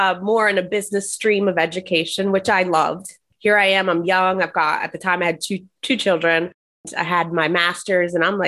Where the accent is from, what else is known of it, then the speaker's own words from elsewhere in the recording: New Jersey, United States; moved away; I'm originally from New Jersey